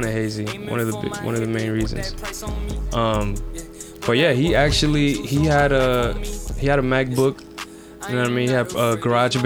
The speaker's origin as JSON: {"language": "English", "town": "New York City", "region": "New York", "country": "United States", "tie": "born or raised there", "moved": "yes", "lives_now": "New Jersey, United States", "said": "I'm from New York"}